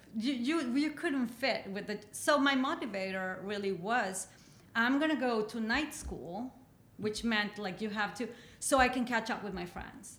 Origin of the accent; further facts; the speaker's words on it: Mexico; English is a second language; moved away as an adult; also born or lived in Michigan; now in United States; I grew up in Mexico